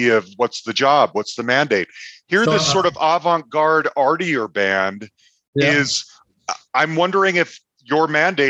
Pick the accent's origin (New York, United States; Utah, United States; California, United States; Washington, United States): Utah, United States; Salt Lake City; I grew up in Salt Lake City